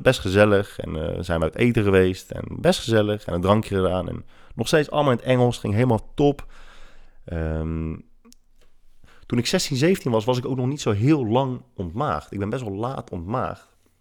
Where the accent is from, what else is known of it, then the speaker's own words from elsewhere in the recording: Netherlands; wij uit Nederland komen